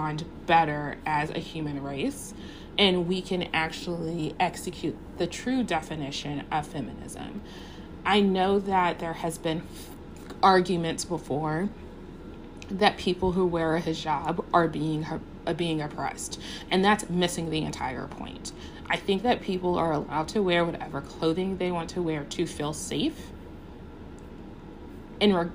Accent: United States; as an American

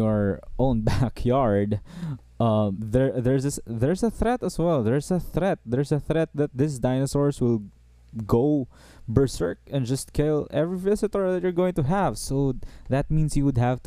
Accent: Philippines; I'm from the Southeast Asia, by the way. I'm from the Philippines

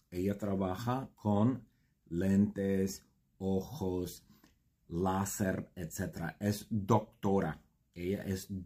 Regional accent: Huntington Beach, California, United States; Spanish is a second language; nosotros somos de Huntington Beach.

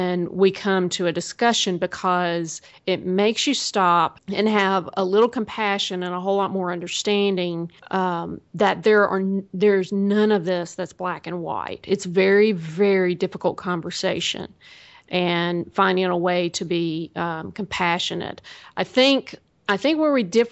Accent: the South, United States; I'm from the South

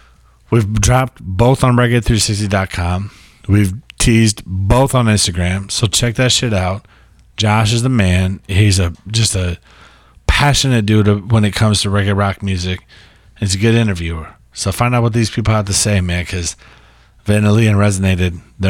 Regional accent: California, United States; born there; I'm a California King because I was born in California.

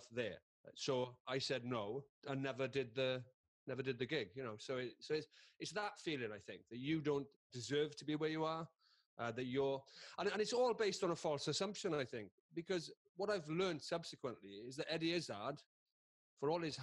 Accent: Carmarthen, Wales, United Kingdom; I am just a bloke from Carmarthen who went to a comprehensive school

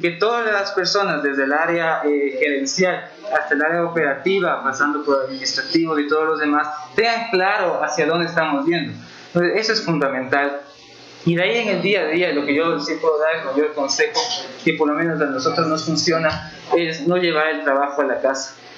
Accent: Ecuador; Yo les decía de Ecuador

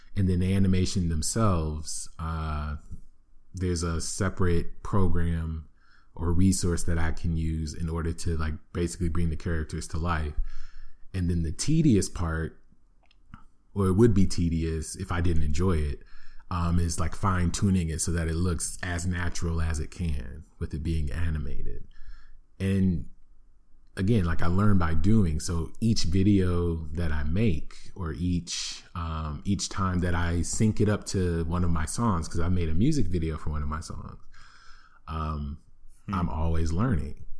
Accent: Flint, Michigan, United States; growing up in Flint, Michigan, yes, that Flint, Michigan

